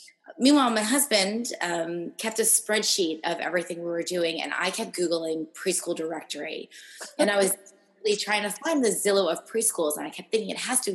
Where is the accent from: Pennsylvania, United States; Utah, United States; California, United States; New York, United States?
New York, United States; also born or lived in Boston; now in Los Angeles, United States; I'm from New York, but I went to school in Boston